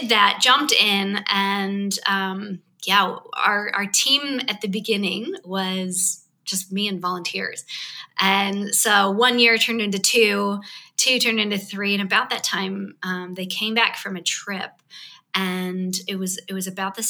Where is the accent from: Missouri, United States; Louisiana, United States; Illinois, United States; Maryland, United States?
Missouri, United States; St. Louis; moved away as an adult; also born or lived in California / Australia; now in Greece; I was born in California. I grew up on a farm in St. Louis, Missouri.